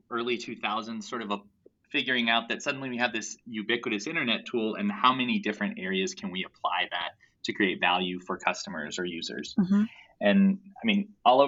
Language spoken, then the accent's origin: English; Bay Area, California, United States; moved away as an adult; also born or lived in Philadelphia, United States; now in Madison, United States; I grew up in the Bay Area